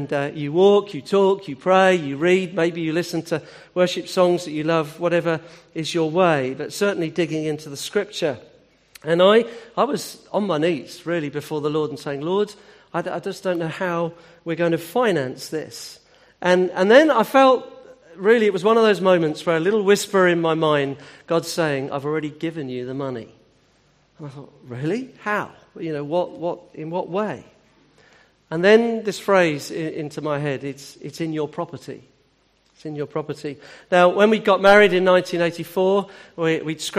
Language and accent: English; Hampshire, South East England, United Kingdom; I'm from Hampshire.